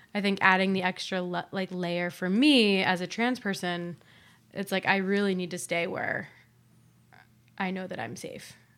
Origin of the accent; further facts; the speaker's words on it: Ohio, United States; now in New York, United States; moving back to Ohio because it feels like home to me.